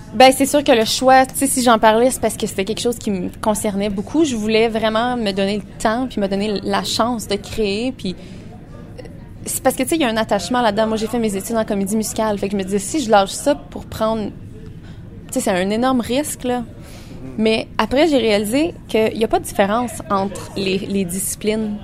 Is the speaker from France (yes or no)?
no; Fournier, Ontario, Canada; on a grandi dans le milieu de la campagne. moi, je suis née à Fournier